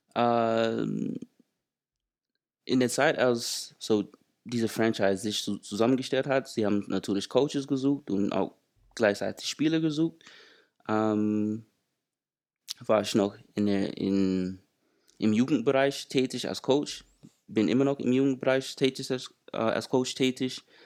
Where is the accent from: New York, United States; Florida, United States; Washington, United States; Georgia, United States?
Georgia, United States; Atlanta; German is a second language; moved away as an adult; now in Germany; ich komme aus den USA, aus Atlanta, Georgia